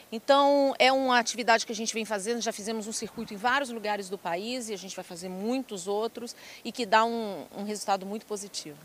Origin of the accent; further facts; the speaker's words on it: Ipatinga, Minas Gerais, Brazil; moved away; also born or lived in Viçosa / Lavras; eu sou uma mineira, sou da região ali de Patinga do Vale do Aço